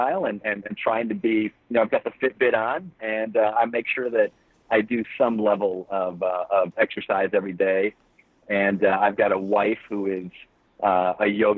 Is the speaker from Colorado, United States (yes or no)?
no; Flint, Michigan, United States; now in Florida, United States; I live in Florida now, but I grew up in Flint, Michigan